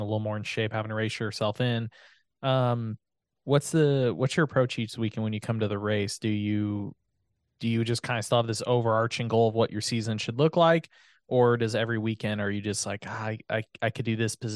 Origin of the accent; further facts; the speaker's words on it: California, United States; I'm born and raised in California